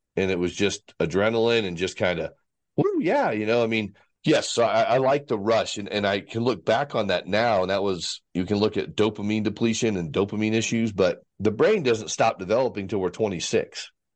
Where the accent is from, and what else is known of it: Fort Worth, Texas, United States; born or raised there; also born or lived in Vail / Dallas, Texas